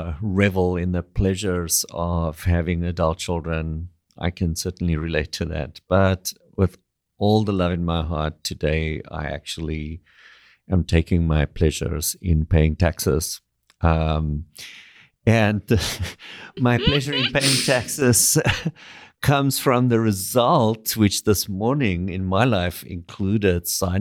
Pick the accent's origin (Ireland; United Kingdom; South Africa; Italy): South Africa; now in Canada; as a South African Canadian living adjacent to the United States of America